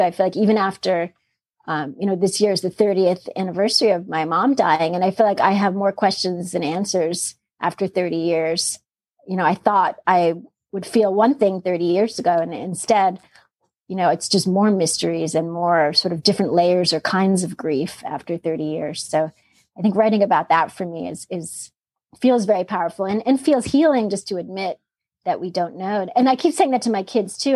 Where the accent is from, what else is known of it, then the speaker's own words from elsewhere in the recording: New York City, New York, United States; also born or lived in Austin, Texas; now in Philadelphia suburbs, United States; growing up in Queens